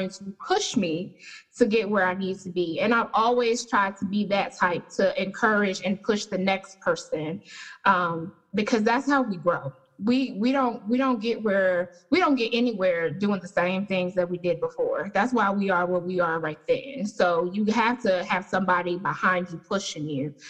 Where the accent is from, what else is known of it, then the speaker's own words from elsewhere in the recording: Charlotte, North Carolina, United States; I am from Charlotte